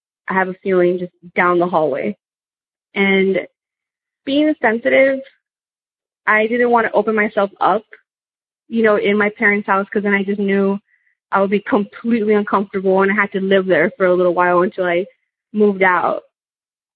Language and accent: English; South Texas, United States; also born or lived in California; I'm from South Texas